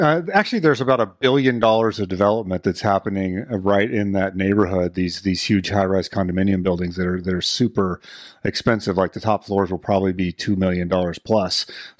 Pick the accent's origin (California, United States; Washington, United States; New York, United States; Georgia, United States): Washington, United States; born there; Like, I was born in Washington, moved away, and then came back.